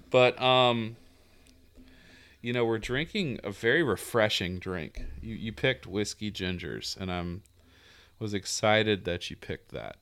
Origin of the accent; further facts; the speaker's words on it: the South, Southern United States, United States; accent: Southern; my Southern accent comes out